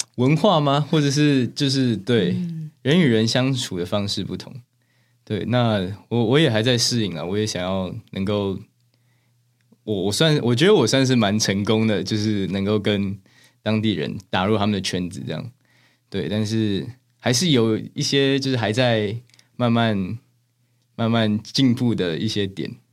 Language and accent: Chinese; Taiwan; first language Chinese and English; moved away as an adult; now in Seattle, United States; 因为我在台湾的时候，就是理科的成绩没有那么好